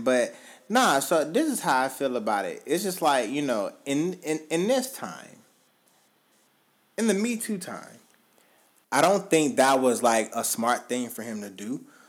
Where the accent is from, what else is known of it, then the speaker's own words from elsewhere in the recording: the South, United States; I'm from the South, so it's like, that's just kind of, like, what we've always done or what I've been accustomed to.